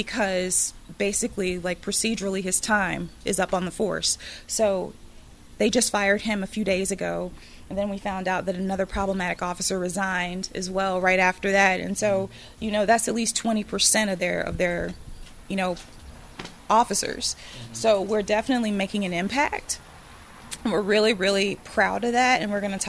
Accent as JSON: {"language": "English", "town": "Taylorsville", "region": "Mississippi", "country": "United States", "tie": "born or raised there", "said": "I grew up in Taylorsville, so I know a lot about Taylorsville"}